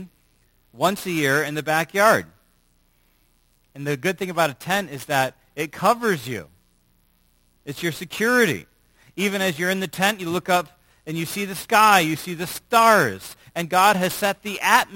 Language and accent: English; United States; as American Christians